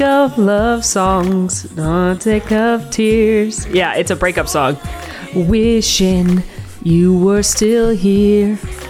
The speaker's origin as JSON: {"language": "English", "town": "Atlanta", "region": "Georgia", "country": "United States", "tie": "born or raised there", "said": "I grew up in Atlanta"}